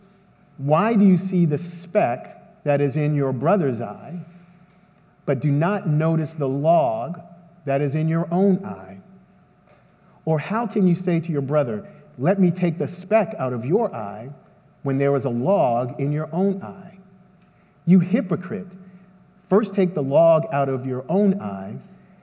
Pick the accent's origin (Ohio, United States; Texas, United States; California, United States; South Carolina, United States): Texas, United States; San Antonio; I'm from San Antonio